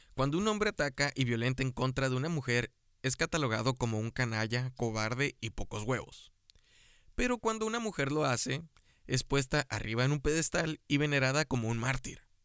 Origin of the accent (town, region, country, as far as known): Mexico